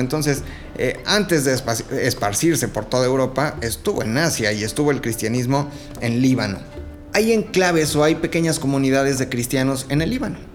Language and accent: Spanish; Mexico; nosotros sí estamos en la gloria, pues somos vecinos de Estados Unidos